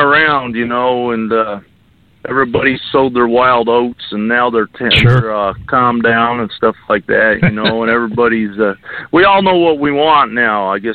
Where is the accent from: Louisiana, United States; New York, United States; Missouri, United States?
New York, United States; Lindenville; now in Arizona, United States; I'm from Lindenville, New York.